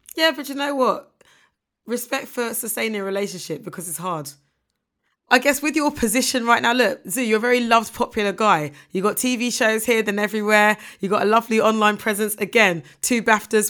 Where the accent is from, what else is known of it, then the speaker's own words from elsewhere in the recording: Ghana; I'm a Ghanaian woman